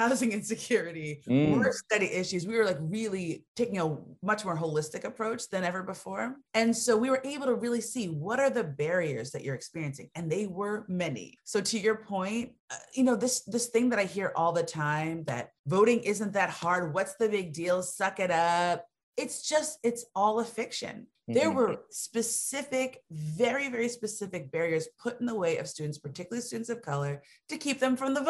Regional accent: Connecticut, United States; moved away; also born or lived in Georgia; I'm from Connecticut.

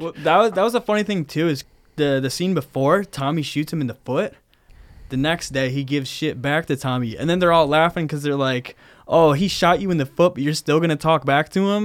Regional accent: Brighton, Michigan, United States; I come from Brighton, Michigan, not too far outside of East Lansing

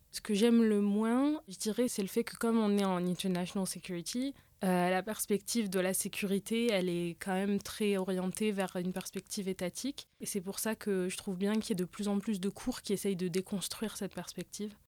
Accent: France; en tant que français

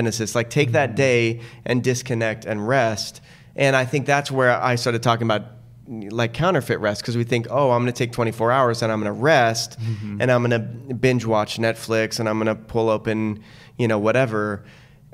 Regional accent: Tucson, Arizona, United States; I grew up in Tucson without a pool

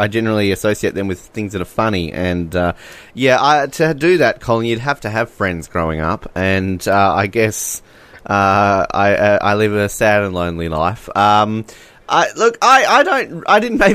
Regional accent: Australia; we're Australian

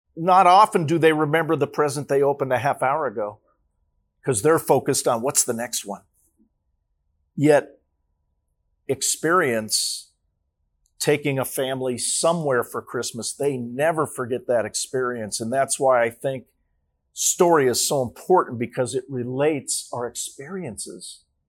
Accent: Los Angeles, California, United States; I was born in Los Angeles, California

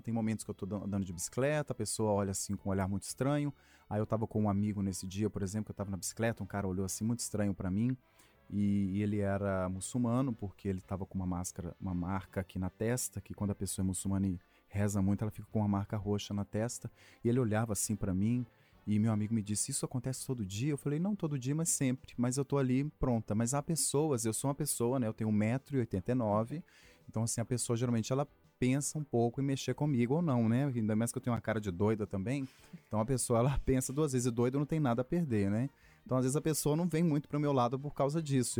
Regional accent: Sabará, Minas Gerais, Brazil; Sou de Sabará, ali no meio da procissão

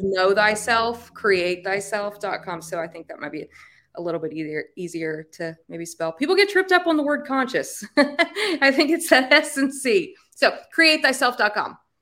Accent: Appalachia, United States; accent: hard R's; I'm Appalachian. I got the hard R's at the end

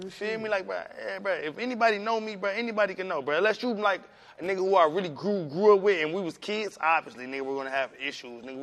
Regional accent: Cleveland, Ohio, United States; … with bitch I'm from Cleveland.

